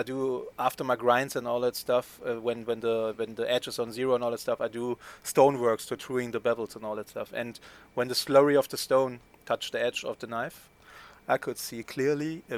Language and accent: English; Witten, North Rhine-Westphalia, Germany; the beautiful Witten. I need to say it because it's my hometown.